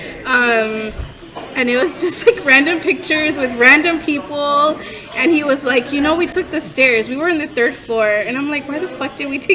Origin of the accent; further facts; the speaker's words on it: California, United States; I was from California